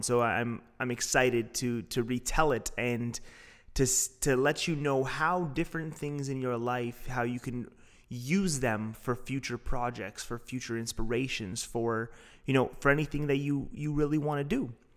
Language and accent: English; Toronto, Ontario, Canada; I'm from Toronto